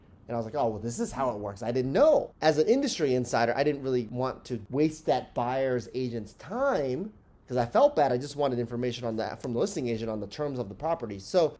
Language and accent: English; New York City, New York, United States; I wasn't really a fan of Zillow as a New Yorker.